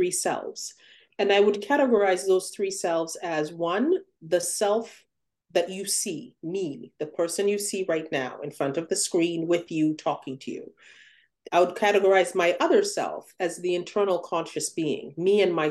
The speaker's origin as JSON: {"language": "English", "country": "Uganda", "tie": "born or raised there", "moved": "yes", "lives_now": "United States", "said": "I grew up in Uganda, where all of the shows were imported"}